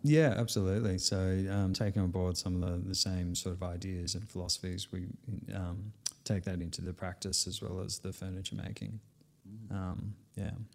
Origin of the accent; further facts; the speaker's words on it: Sydney, New South Wales, Australia; I was born in Sydney